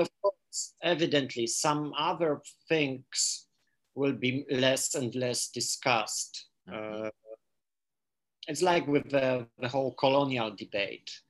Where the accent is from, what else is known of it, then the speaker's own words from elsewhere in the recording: Poland; first language Polish; English is a second language; I read Polish because this is my my uh, my native language